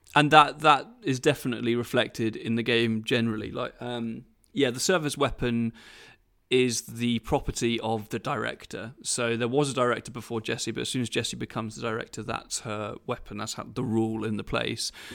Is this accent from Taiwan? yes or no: no; United Kingdom; I'm British.